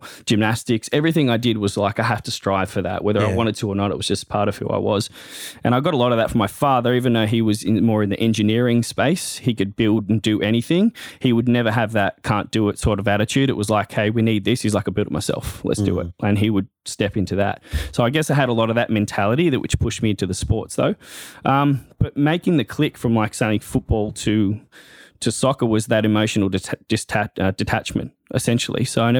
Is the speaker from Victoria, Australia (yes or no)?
no; Terrigal, New South Wales, Australia; I grew up in Terrigal, very supporting and sporty community.